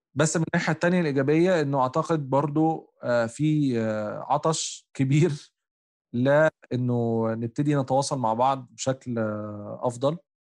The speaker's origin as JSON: {"language": "Arabic", "country": "Egypt", "said": "انا كمصري افريقي"}